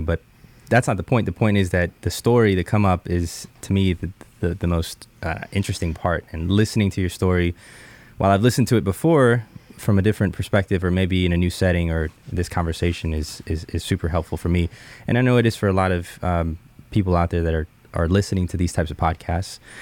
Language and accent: English; Jupiter, Florida, United States; also born or lived in Bogota, Colombia; now in Seattle, United States; I was born in Columbia, uh, moved to the States when I was seven years old